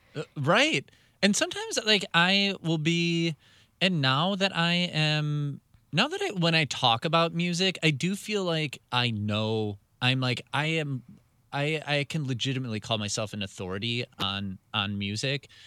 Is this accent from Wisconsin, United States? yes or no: yes; Milwaukee, Wisconsin, United States; I am from Milwaukee